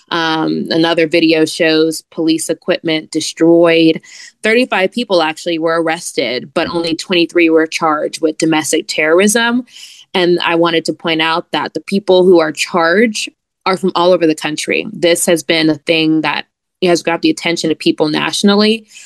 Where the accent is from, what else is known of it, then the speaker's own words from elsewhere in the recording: Atlanta, Georgia, United States; Atlanta is my hometown as well as John.